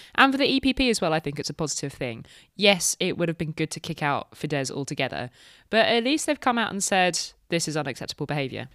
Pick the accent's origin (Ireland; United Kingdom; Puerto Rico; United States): United Kingdom; Dominic and I are both British